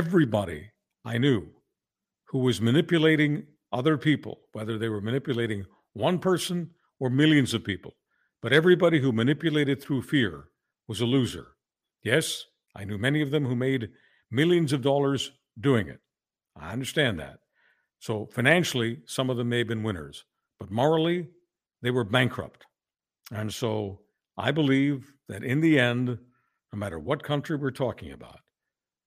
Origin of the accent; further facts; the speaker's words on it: Canada; As a Canadian